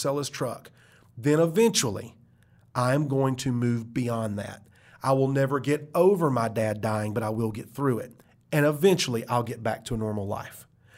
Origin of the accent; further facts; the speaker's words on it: United States; As an American, I see that all the time.